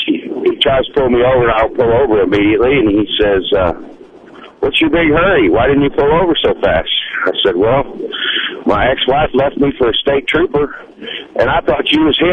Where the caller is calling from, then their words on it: Fayetteville, Arkansas, United States; I'm calling from Fayetteville.